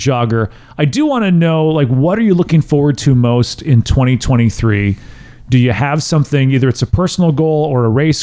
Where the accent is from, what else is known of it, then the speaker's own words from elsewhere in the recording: Wisconsin, United States; I grew up in Wisconsin